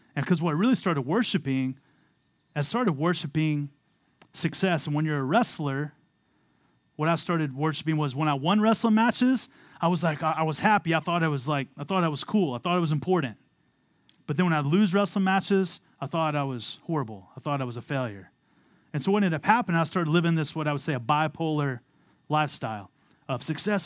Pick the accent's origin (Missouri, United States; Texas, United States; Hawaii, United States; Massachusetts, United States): Texas, United States; Amarillo; moved away as an adult; also born or lived in Philadelphia, Pennsylvania; I was born and raised in Amarillo, Texas